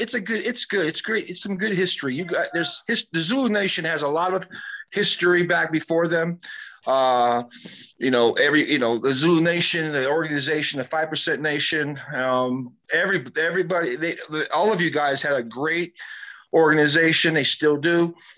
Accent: West Coast, United States; I'm not from the East Coast. I'm from the West Coast

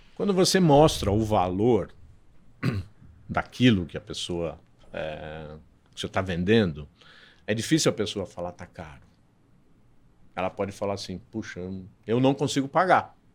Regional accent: Santos, São Paulo, Brazil; moved away as an adult; now in São Paulo, Brazil; eu sou de Santos

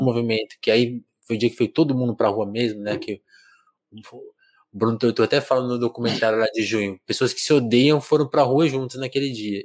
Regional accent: Brazil

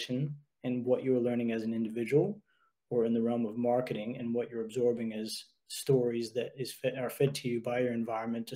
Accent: United States; now in Australia; growing up in the States

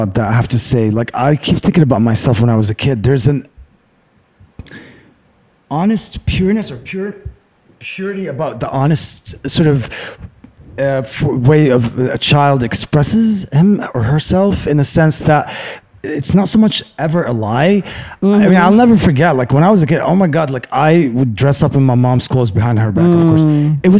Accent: Beirut, Beirut Governorate, Lebanon; moved away as an adult; also born or lived in Abu Dhabi, United Arab Emirates / Michigan, United States; I grew up in Lebanon until 21.

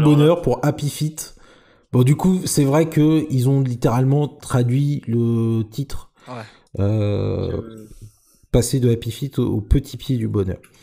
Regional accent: Normandy, France; je suis normand

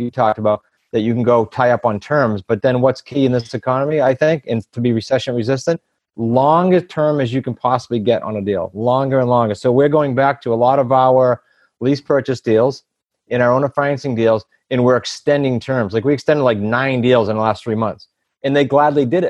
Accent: New England, United States; we're from New England

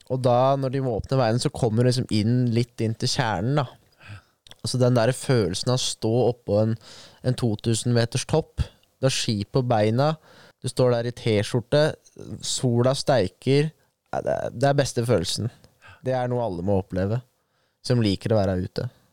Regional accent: Lier, Buskerud, Norway; jeg er jo født og oppvokst i Lier

